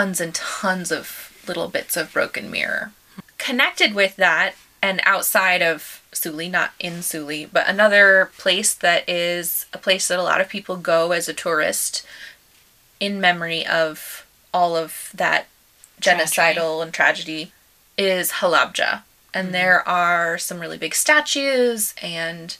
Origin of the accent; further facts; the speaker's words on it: United States; as an American